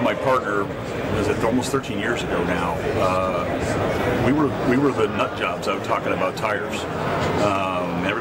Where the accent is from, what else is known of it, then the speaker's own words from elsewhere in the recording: Dallas, Texas, United States; Dallas, Texas, my hometown